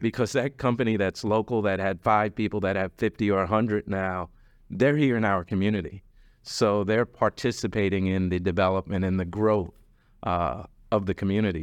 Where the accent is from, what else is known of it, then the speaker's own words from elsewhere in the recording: New York, United States; now in Dallas, United States; I'm originally from New York. It didn't hit me until I came to Dallas